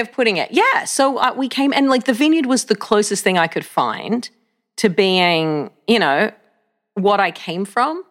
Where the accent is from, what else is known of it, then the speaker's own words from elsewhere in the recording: Australia; moved away as an adult; now in United States; I grew up in Australia. I was born in Australia